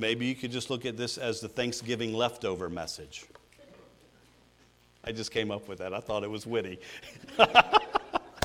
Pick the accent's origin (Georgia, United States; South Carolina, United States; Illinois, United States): Georgia, United States; moved away as an adult; I grew up in Georgia